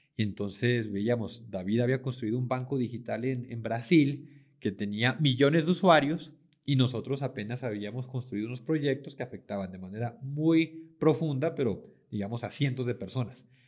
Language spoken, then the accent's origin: Spanish; Mexico; moved away as an adult; now in Medellín, Colombia; mexicano, pero llevo ya 10 años viviendo acá en Medellín